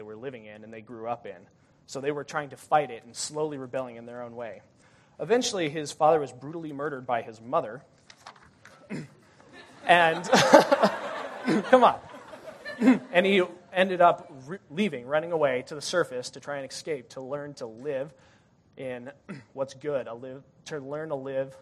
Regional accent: Denver, Colorado, United States; moved away as an adult; I'm from Denver

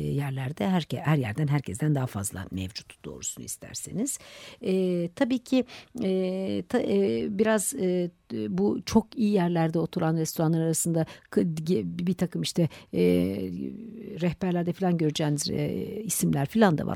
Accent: Turkey; bizim Türkiye'de

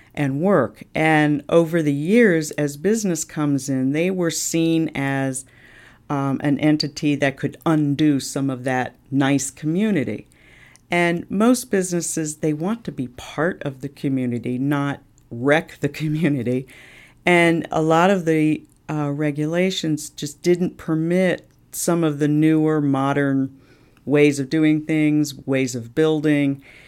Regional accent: Washington, District of Columbia, United States; moved away as an adult; now in Cape Coral, United States; I grew up in Washington, D C

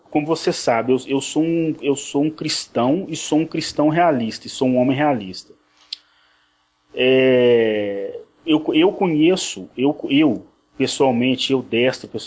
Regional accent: Belo Horizonte, Minas Gerais, Brazil; Para quem não sabe, eu sou de Belo Horizonte, Minas, Minas Gerais

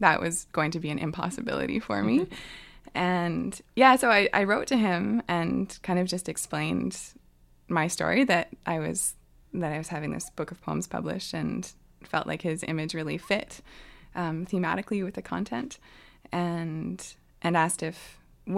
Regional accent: Ottawa, Ontario, Canada; now in Hazelton, Canada; I grew up mostly in Ottawa, in Ontario.

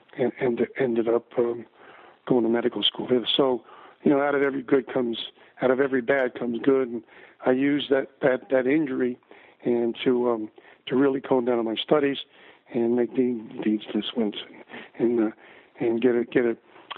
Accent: Paterson, New Jersey, United States; also born or lived in Fair Lawn, New Jersey; Grew up in Paterson, New Jersey. I was born in Paterson, New Jersey. Kind of a place to be, nice place to be from. It wasn't the most beautiful. It was kind of a ghetto. And I was a ghetto kid.

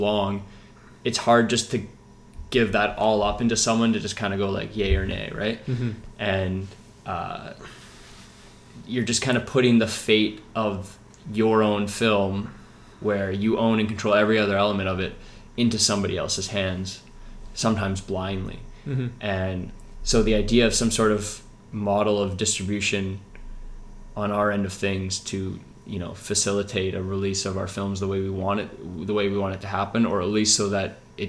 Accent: Vancouver, British Columbia, Canada

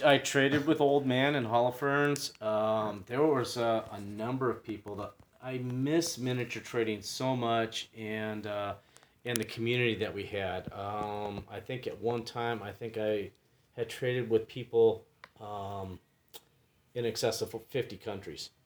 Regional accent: San Diego, California, United States; moved away; I'm from San Diego originally

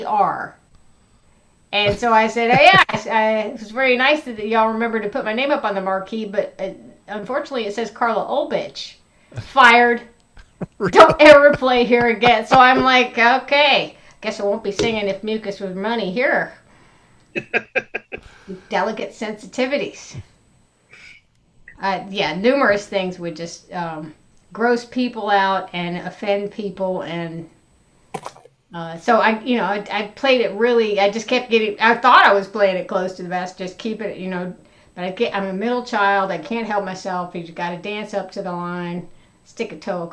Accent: the South, United States; I'm from the South, and so most of my gigs, you know, the first 10 years of gigging were all, you know, in the South.

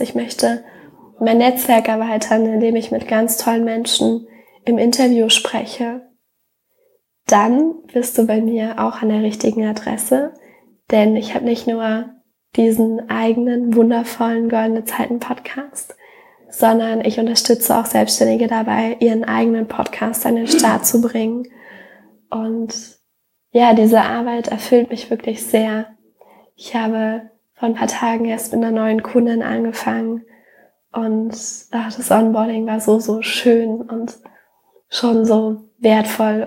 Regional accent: Germany; wenn wir jetzt Deutschland nehmen, ich bin auf dem Dorf aufgewachsen

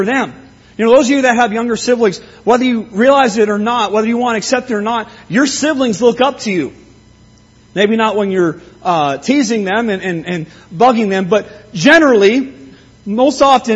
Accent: Simcoe, Ontario, Canada; moved away; When I learned to drive growing up in Simcoe, I never bothered with learning the names of the streets there

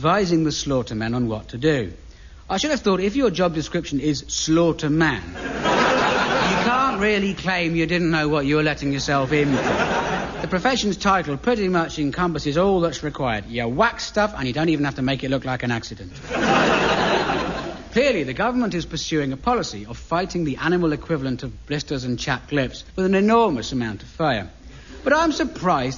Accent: Aldershot, South East England, United Kingdom; I grew up in the Aldershot area

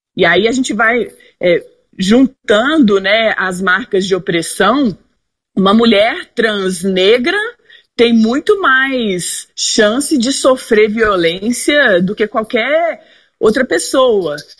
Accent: Belo Horizonte, Minas Gerais, Brazil; Eu sou de Belo Horizonte, Minas Gerais, tenho 34 anos

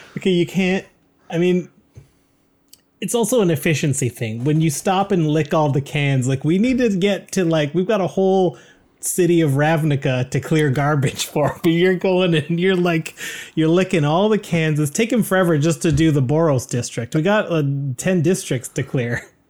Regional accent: Canada; We're proud Canadian podcasters

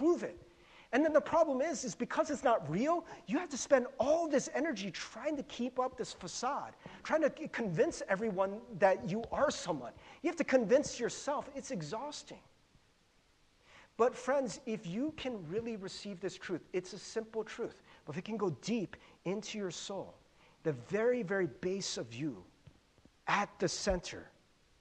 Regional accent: United States; growing up in America

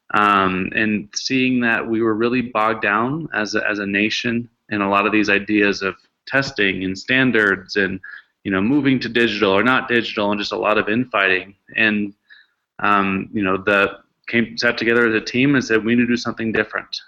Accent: Seattle, Washington, United States; I grew up in Seattle

